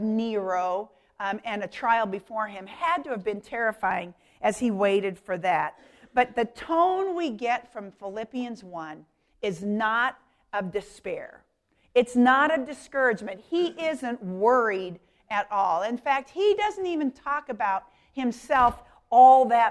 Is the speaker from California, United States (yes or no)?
no; Denver, Colorado, United States; I grew up in Denver, Colorado